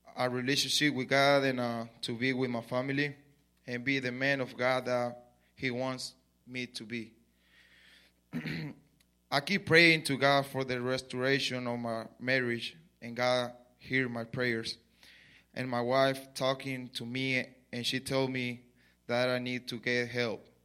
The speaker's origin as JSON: {"language": "English", "country": "Mexico", "tie": "born or raised there", "second_language": "English", "moved": "as an adult", "lives_now": "Lubbock, United States", "said": "I was born in Mexico, so I grew up in Mexico. I come here five years ago"}